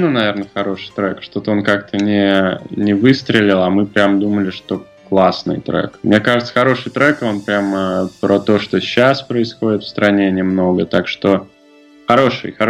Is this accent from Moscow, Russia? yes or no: no; Tambov, Tambov Oblast, Russia; moved away; А, я сам не из Москвы, и, в принципе, из маленького города тоже, я не думаю, сильно он отличается от э, белорусских городов, я из Тамбова. Я очень хотел уехать все детство.